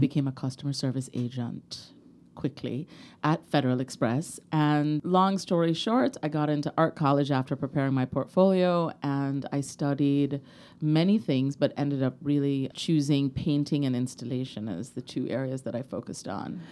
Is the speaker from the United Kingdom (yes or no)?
no; Kingston, Jamaica; I grew up in Kingston, Jamaica